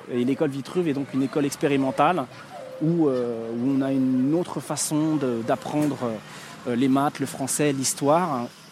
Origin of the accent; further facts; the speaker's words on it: Paris, Île-de-France, France; né le 4 juillet 1980 à Paris.